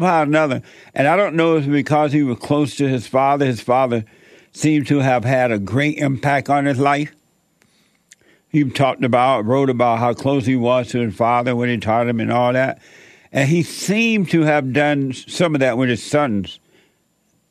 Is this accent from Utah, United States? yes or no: no; Alabama, United States; growing up in Alabama